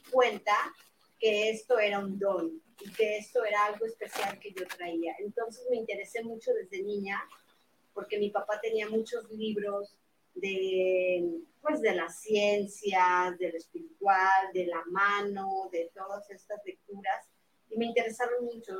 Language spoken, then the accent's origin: Spanish; Mexico City, Mexico; soy de la Ciudad de México